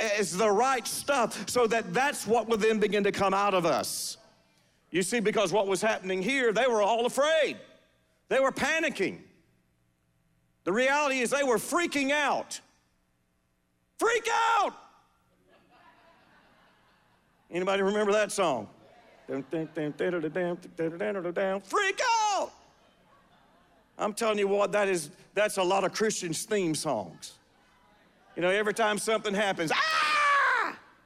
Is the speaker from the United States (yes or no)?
yes; the South, United States; we're from the South